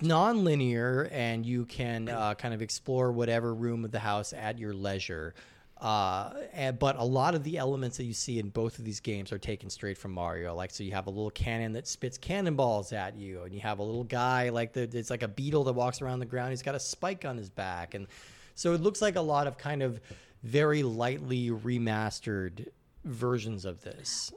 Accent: Rocky Mountains, United States; I grew up in the Rocky Mountains

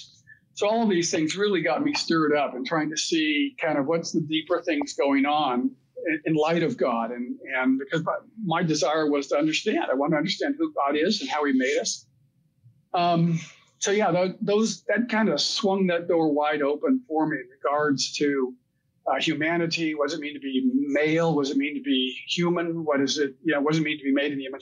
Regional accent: United States; I was a typical American

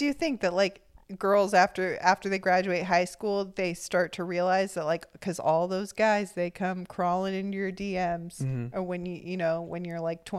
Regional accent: Orange County, California, United States; maybe that was just where I grew up in Orange County.

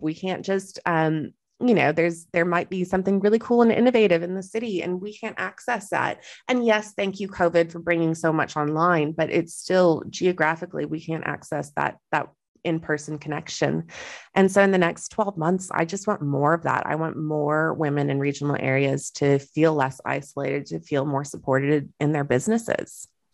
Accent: Texas, United States; moved away as an adult; also born or lived in Western Australia; now in Australia; I am Texan.

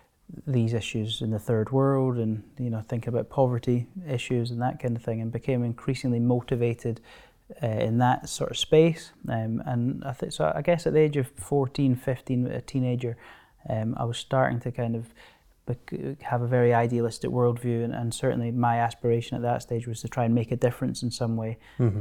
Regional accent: Stirling, Scotland, United Kingdom; I grew up just near Stirling, close to Blair Drummond Safari Park.

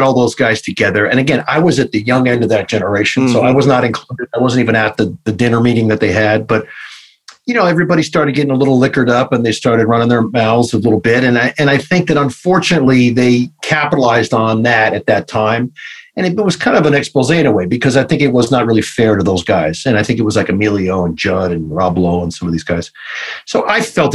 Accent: New York City, New York, United States; I grew up in New York City

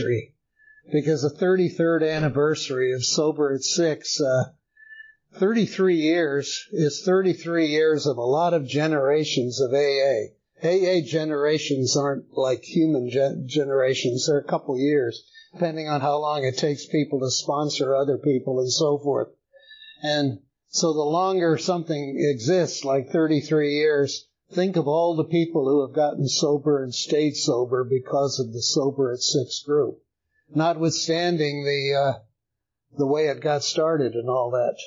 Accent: El Paso, Texas, United States; moved away as an adult; now in Woodstock, United States; I was born in El Paso, Texas in 1942.

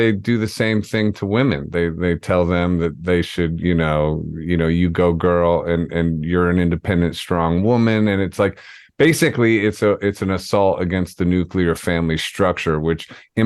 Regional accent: Ohio, United States; moved away; also born or lived in Atlanta, Georgia; I grew up in Ohio and moved straight to Atlanta

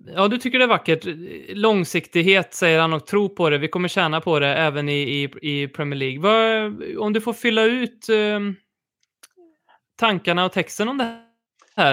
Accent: Värmland, Sweden; som vi säger här i Värmland

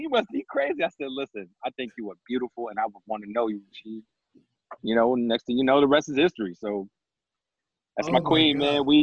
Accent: New York City, New York, United States; moved away as an adult; now in Suffolk County, Long Island, United States; Born and raised in Harlem.

